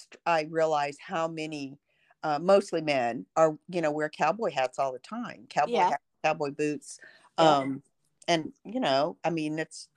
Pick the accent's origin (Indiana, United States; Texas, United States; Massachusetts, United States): Texas, United States; El Paso; also born or lived in Greensboro, North Carolina; now in Germantown, United States; I grew up in El Paso.